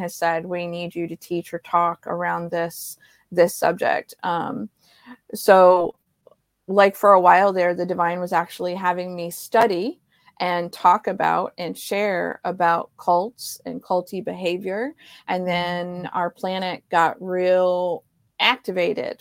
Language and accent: English; Ohio, United States; I grew up in Ohio